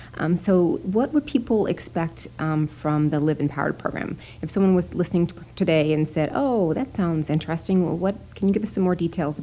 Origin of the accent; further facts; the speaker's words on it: Tennessee, United States; now in Chicago, United States; I'm from Tennessee.